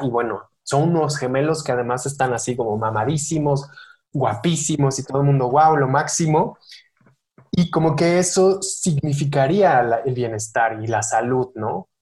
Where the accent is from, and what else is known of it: Mexico